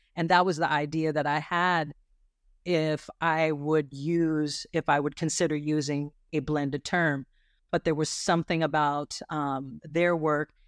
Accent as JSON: {"language": "English", "town": "Lancaster", "region": "California", "country": "United States", "tie": "born or raised there", "lives_now": "Richmond, United States", "said": "I grew up in Lancaster, California."}